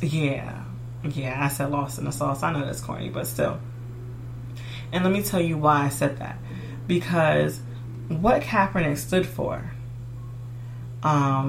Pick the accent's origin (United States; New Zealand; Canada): United States; I'm American and I'm black